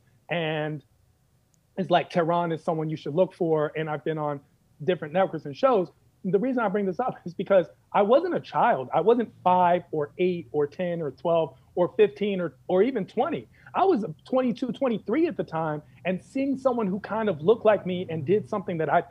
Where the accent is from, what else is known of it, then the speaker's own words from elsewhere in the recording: Washington, District of Columbia, United States; I'm originally from Washington, D.C. In Washington, D.C., there was a time when I was a kid